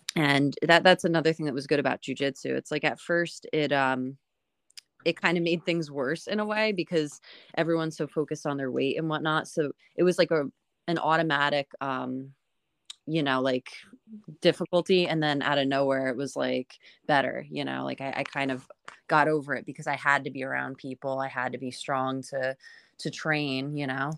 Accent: Northern New Jersey, United States; I grew up in, um, in Northern Jersey. Um, so I'm, I'm from the area that I am in now

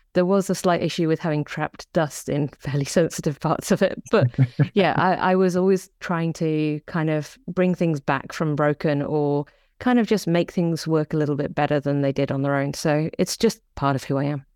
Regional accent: the Midlands, England, United Kingdom; now in New Zealand; I come from a small town in the Midlands

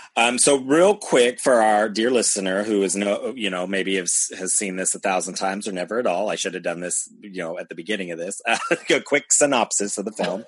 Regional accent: United States; I grew up in America

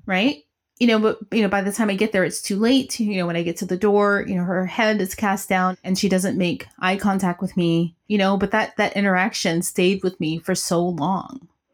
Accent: Tennessee, United States; I'm just from Tennessee

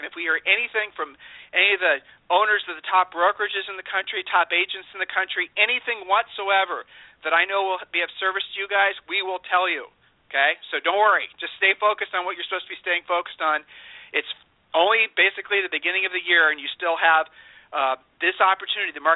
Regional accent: Ohio, United States; I'm from Ohio, and by the very nature, we're not braggarts.

